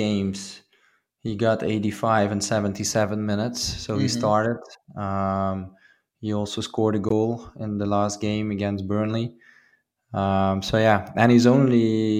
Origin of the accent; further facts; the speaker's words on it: Maastricht, Limburg, Netherlands; my hometown team, MVV Maastricht